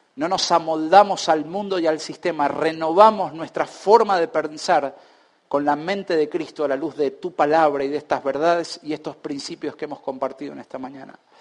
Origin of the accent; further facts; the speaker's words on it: Argentina; esto nos afecta tanto como argentinos